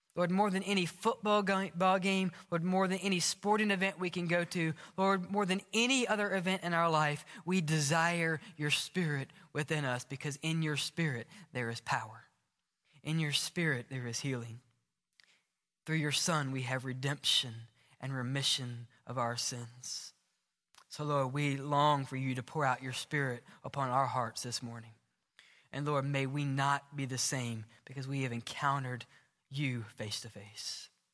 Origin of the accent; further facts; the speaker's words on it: the South, United States; moved away; I remember growing up in South, in the South